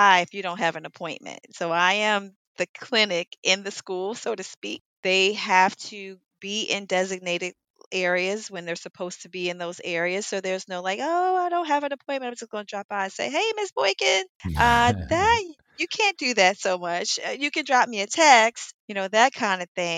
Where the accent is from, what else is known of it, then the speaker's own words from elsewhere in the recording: Washington, District of Columbia, United States; I'm a native from Washington.